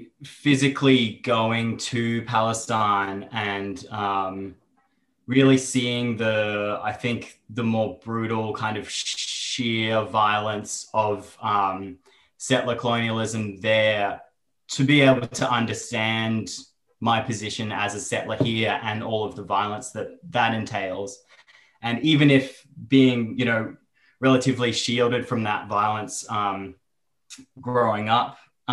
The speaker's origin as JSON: {"language": "English", "town": "Brisbane", "region": "Queensland", "country": "Australia", "tie": "born or raised there", "accent": "Aussie", "said": "I was born here on Yagra and Tubal country in Mianjin, so-called Brisbane, and then grew up mostly here."}